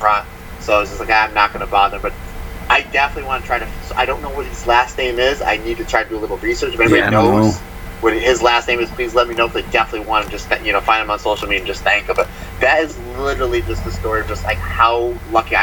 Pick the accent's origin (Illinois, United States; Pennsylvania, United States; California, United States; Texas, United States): Pennsylvania, United States; we're from Pennsylvania